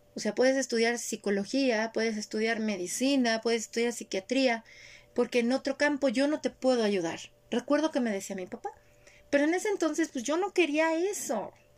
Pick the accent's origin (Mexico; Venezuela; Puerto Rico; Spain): Mexico; Yo también crecí en esa sociedad